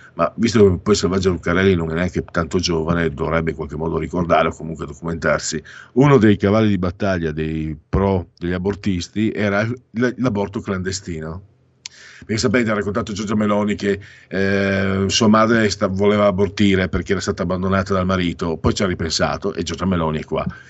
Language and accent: Italian; Triveneto, Italy; io vengo dalla Triveneto